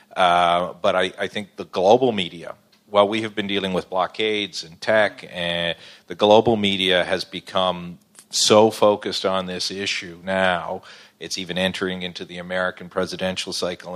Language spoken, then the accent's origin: English; Newfoundland and Labrador, Canada; I'm from Newfoundland